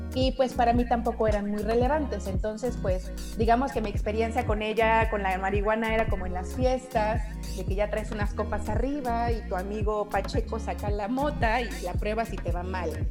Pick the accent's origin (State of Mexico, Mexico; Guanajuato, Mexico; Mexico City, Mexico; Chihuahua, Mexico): Mexico City, Mexico; yo soy de aquí de la Ciudad de México, siempre he vivido aquí